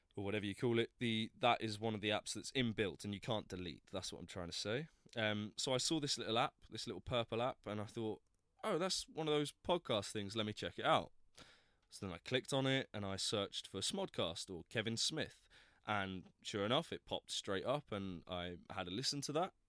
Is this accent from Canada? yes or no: no; Plymouth, South West England, United Kingdom; moved away as an adult; now in London, United Kingdom; I was born in Plymouth, down in the southwest coast, um, and I came to London to go to drama school back in two thousand eight